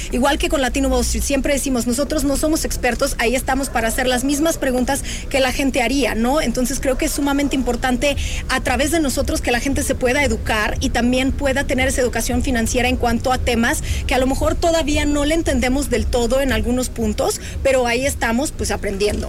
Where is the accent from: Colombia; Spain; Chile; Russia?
Russia; now in Mexico; yo soy rusa